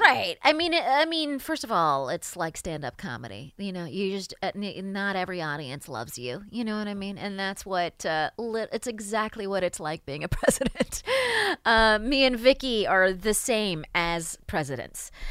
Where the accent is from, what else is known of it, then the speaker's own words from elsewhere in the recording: New York, United States; as a New Yorker